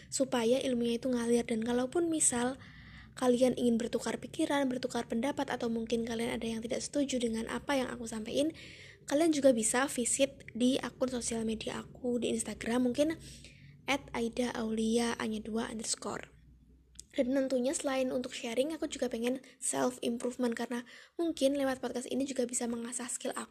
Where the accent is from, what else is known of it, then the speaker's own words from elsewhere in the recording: Yogyakarta, Special Region of Yogyakarta, Indonesia; aku anak pertama dari dua bersaudara dan aku asli dari Yogyakarta.